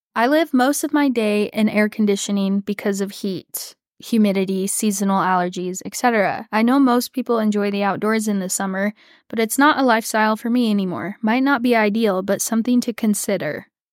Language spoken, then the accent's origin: English; Texas, United States; growing up in Texas